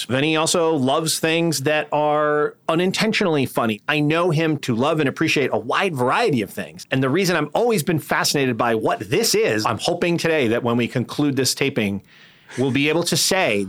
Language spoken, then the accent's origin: English; Northeast, United States; accent: Northeast; in my Northeast accent